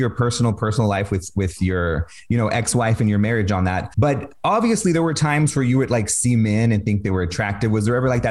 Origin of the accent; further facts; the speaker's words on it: Texas, United States; moved away as an adult; now in San Diego, United States; growing up in Texas